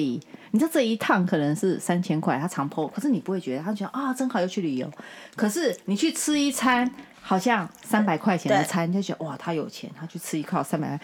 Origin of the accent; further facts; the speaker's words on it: Taiwan; moved away; 我是台湾人